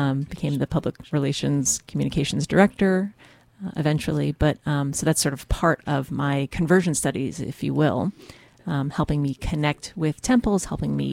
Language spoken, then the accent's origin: English; Alabama, United States; moved away; I'm from Alabama. My family is Baptist, so Christian